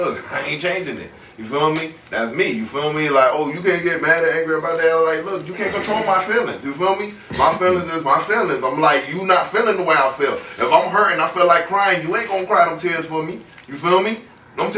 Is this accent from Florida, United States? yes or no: yes; Miami, Florida, United States; me growing up in Miami